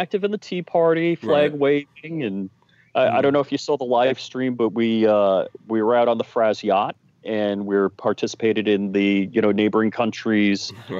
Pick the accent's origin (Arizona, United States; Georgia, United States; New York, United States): New York, United States; Islip; we grew up on the South Shore of Long Island. I grew up in Islip.